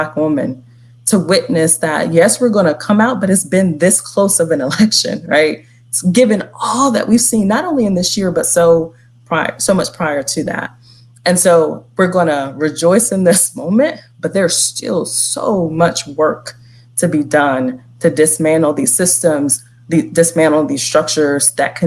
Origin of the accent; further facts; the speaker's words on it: the South, United States; a Black woman born and raised in the South